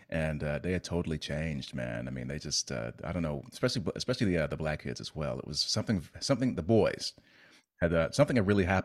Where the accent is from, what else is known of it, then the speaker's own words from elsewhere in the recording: Virginia, United States; also born or lived in Heidelberg, Germany / Belgium; So, like, I was born in Heidelberg. Um, I have just about no memory of that. And then uh, we were in uh, south in, uh, southeastern Virginia. Then we went to Belgium